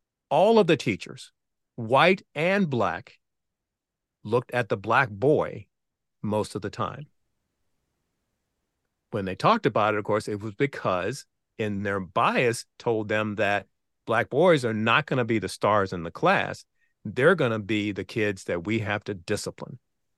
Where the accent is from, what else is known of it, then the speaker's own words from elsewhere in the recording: Virginia, United States; I know from my own experience growing up in Southeastern Virginia that there were many teachers who did not expect that I had the capabilities I had.